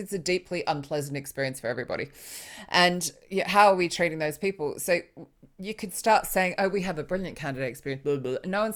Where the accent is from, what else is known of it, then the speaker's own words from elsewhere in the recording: Australia; moved away as an adult; also born or lived in Sydney; now in United Kingdom; I'm Australian